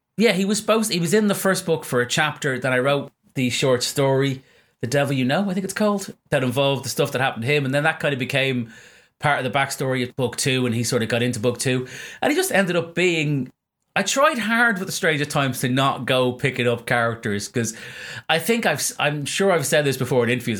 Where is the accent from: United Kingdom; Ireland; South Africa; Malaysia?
Ireland; basically an Irish person